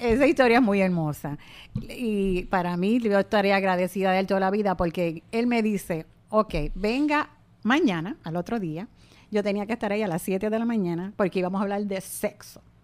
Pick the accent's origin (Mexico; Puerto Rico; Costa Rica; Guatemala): Puerto Rico; nadie se mueve como los puertorriqueños al bailar